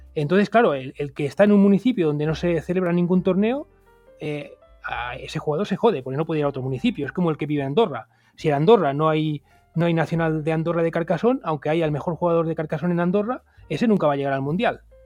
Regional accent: Montcada i Reixac, Catalonia, Spain; yo, que soy de Moncada

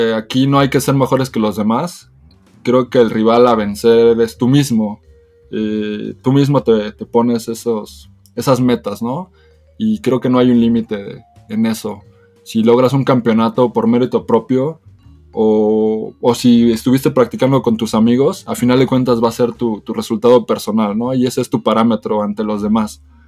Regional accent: Mexico; soy el representante de México

